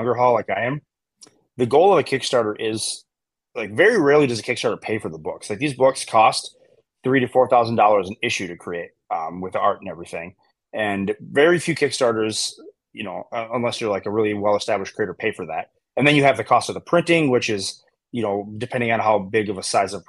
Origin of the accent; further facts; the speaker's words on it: Wisconsin, United States; I'm from Wisconsin